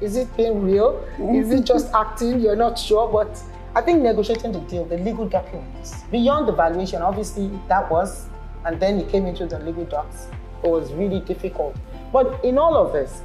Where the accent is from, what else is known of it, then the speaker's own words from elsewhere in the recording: Nigeria; I'm Nigerian